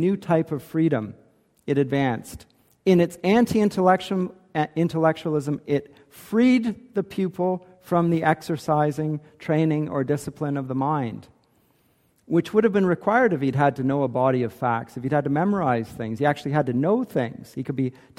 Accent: Canada; Maybe I'm too Canadian

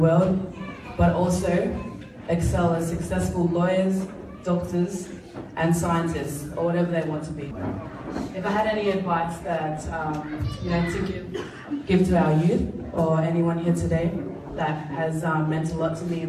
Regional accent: Pacific Harbour, Central Division, Fiji; also born or lived in Suva, Fiji; who passed away when I was about 3 years old. We grew up in Pacific Harbour

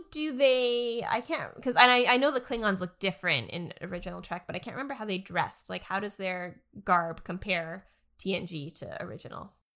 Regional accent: Canada; as a Canadian

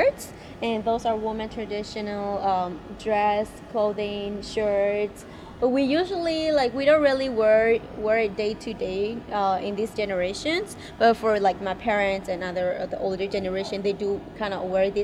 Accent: Thailand; also born or lived in Dallas, Texas / Iowa; now in Milwaukee, United States; I was born in Thailand refugee camp, and then I grew up there.

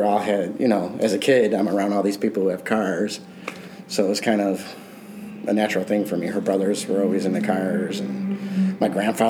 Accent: Burbank, Illinois, United States; also born or lived in Downers Grove, Illinois; now in Lockport, United States; I grew up in Burbank on the south side of Chicago. Then my parents moved to Downers Grove. And I moved out to Lockport, like 98-ish, which is about 10 minutes from here. And I've been there ever since.

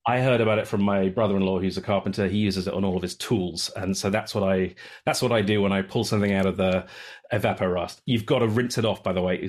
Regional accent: United Kingdom; moved away as an adult; now in Samish Island, United States; I'm a Brit who has been living in the Pacific Northwest since two thousand and eight

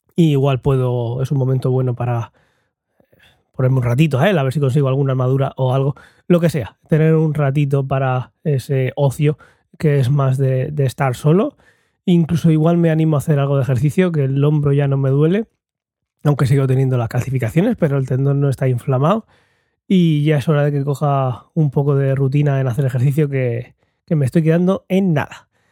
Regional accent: Murcia, Region of Murcia, Spain; en Murcia, en España

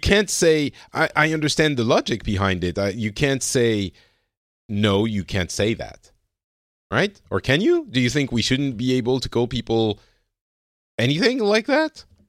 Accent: Lebanon; now in France; I come from Lebanon

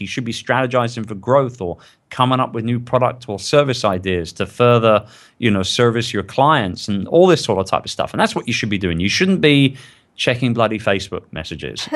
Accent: London, United Kingdom; I'm from London

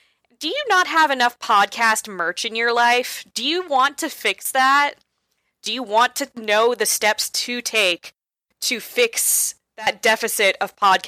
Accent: Seattle, Washington, United States; Emerald City Comic Con is coming up, my hometown con.

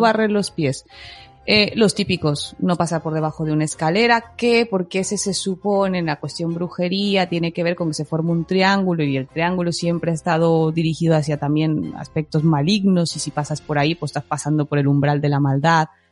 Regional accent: Mexico; soy mexicana

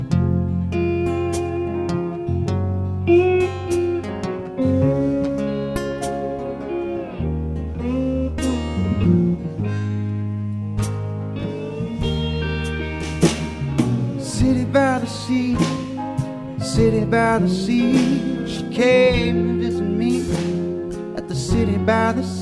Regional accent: Philadelphia, Pennsylvania, United States; I'm from Philadelphia

